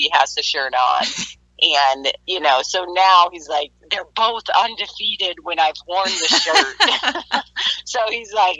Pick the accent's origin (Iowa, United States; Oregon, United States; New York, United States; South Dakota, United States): Iowa, United States; I grew up in Iowa